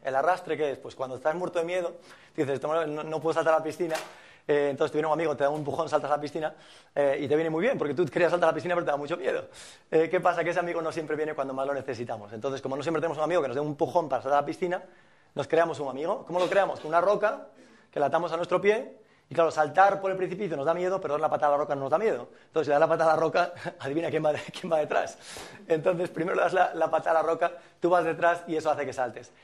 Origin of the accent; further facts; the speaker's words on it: Fisterra, Galicia, Spain; moved away; soy de Finisterre, de Galicia